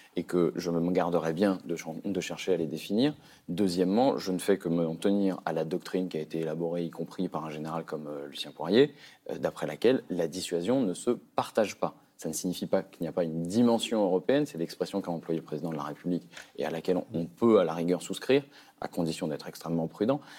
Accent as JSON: {"language": "French", "country": "France", "said": "en tant que Français"}